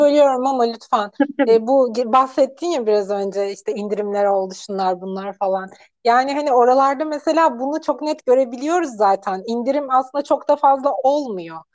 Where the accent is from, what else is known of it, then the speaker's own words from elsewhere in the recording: Antalya, Turkey; also born or lived in Gaziantep; ben Antalyalıyım